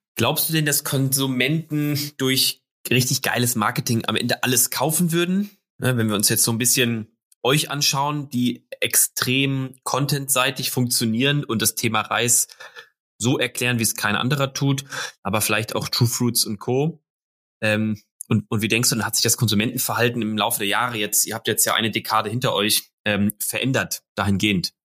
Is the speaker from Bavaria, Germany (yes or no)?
no; Hamburg, Germany; als Hamburger